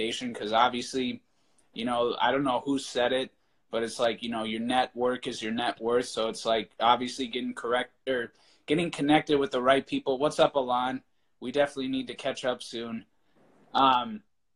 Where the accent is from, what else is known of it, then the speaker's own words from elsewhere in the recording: Minnesota, United States; I grew up in Minnesota